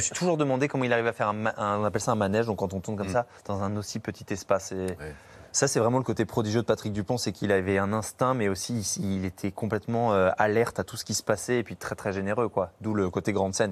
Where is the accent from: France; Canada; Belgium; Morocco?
France; Bourges, Centre-Val de Loire; j'ai fait mes débuts à Bourges, en fait, dans ma ville natale.